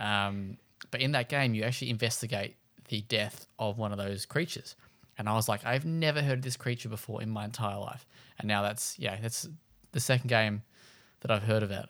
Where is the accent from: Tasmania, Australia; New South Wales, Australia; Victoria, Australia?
Tasmania, Australia; Launceston; was born in and from Launceston, so the other end of the state